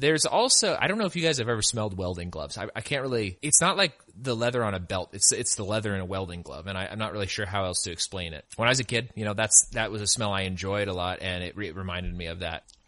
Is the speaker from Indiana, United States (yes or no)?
no; California, United States; I'm from California, and my family used to go up to Apple Hill and go apple picking all the time.